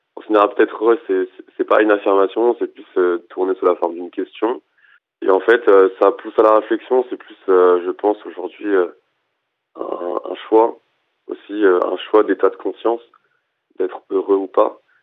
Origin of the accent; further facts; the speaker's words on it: France; also born or lived in Madagascar; à Madagascar, c'était beaucoup de musique et tout, mais après là, quand j'ai grandi en France, c'était beaucoup de rap autour de moi